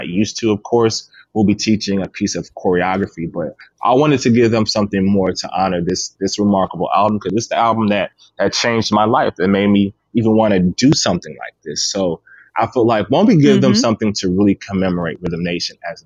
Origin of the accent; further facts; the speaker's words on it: Clearwater, Florida, United States; growing up in Clearwater